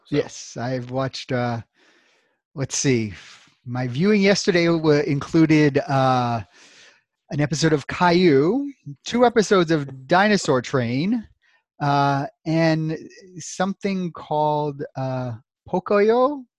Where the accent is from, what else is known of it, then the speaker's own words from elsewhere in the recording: New York City, New York, United States; also born or lived in Louisville, Kentucky; now in Central Virginia, United States; I'm originally from Brooklyn, New York, uh, although I did grow up for part of my life in Louisville, Kentucky